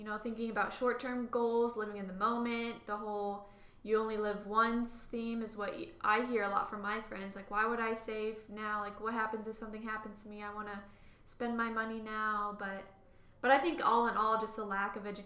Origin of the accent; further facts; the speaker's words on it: Akron, Ohio, United States; I'm from Akron, and my synagogue